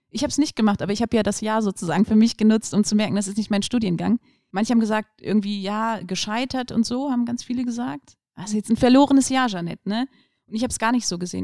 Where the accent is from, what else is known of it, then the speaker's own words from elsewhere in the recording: Aachen, North Rhine-Westphalia, Germany; also born or lived in Cologne / Düsseldorf; Bin in Aachen geboren. Ähm, meine Eltern sind aus Polen gekommen. Und ja, genau, klassische Schullaufbahn durchlaufen